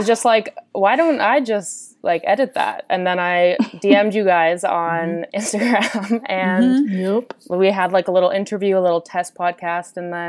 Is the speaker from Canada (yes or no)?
yes; Canada; I'm from Canada, 28 years old